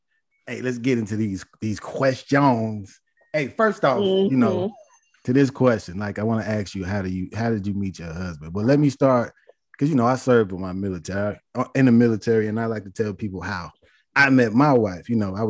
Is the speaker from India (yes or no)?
no; Chicago, Illinois, United States; now in Texas, United States; I'm from Chicago